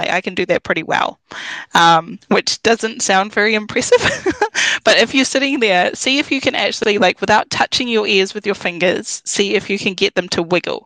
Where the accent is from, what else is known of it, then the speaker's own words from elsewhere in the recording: New Zealand; I'm a Kiwi